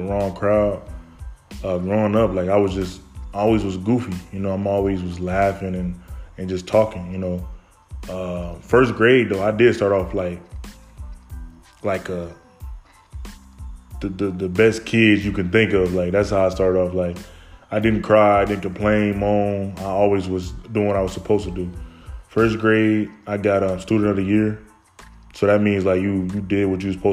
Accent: Fort Wayne, Indiana, United States; I grew up in Fort Wayne, Indiana, born in 98

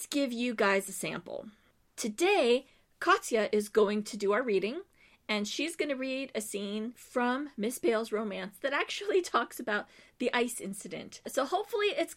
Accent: United States; moved away; also born or lived in Glasgow, Scotland; As an American

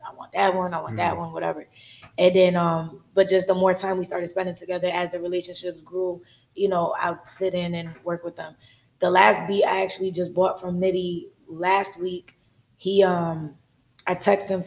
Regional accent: Connecticut, United States; I'm from Connecticut

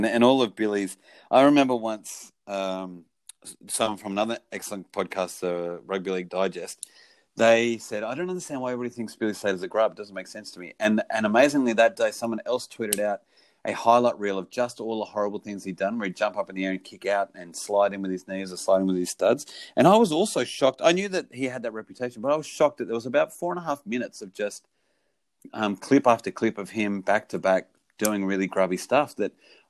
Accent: Penrith, New South Wales, Australia; born there; I was born in Penrith, 1978.

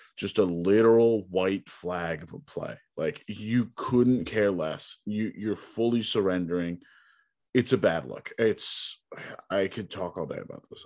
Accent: Long Island, New York, United States; growing up on Long Island

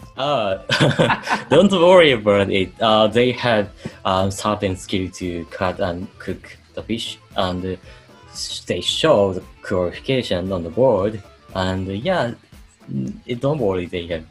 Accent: Hamamatsu, Shizuoka, Japan; English is a second language; also born or lived in Australia; I'm from Hamamatsu City in Shizuoka Prefecture.

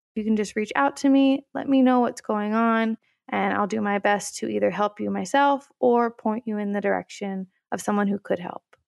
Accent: Tennessee, United States; moved away as an adult; I'm originally from Tennessee, and I went to my undergrad actually at the University of Tennessee

